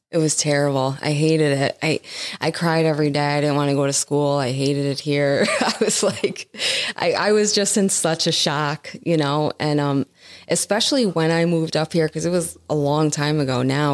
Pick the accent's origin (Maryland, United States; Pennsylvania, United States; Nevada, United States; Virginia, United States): Pennsylvania, United States; Scranton; also born or lived in Jersey City, New Jersey; I spent most of my life in Scranton. I'm a West Sider.